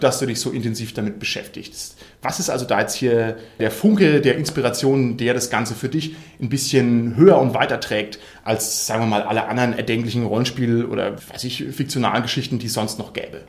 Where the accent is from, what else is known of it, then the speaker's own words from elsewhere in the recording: Bavaria, Germany; hier bei uns in Bayern